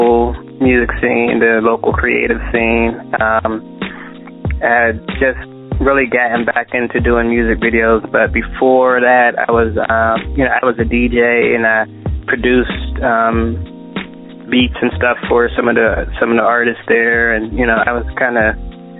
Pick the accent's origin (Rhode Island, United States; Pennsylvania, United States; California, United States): Pennsylvania, United States; Pittsburgh; moved away as an adult; now in Atlanta, United States; I'm originally from Pittsburgh, PA